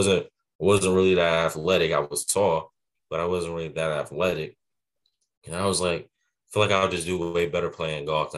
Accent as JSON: {"language": "English", "town": "Clinton", "region": "Maryland", "country": "United States", "tie": "born or raised there", "also_born_or_lived": "Charlotte, North Carolina", "said": "Well, I'm from Clinton, Maryland. I was born in Charlotte, North Carolina, but I was just raised in Maryland, raised in the Prince George's County area. And I played golf around there in that area. And I just grew up in the ranks around there."}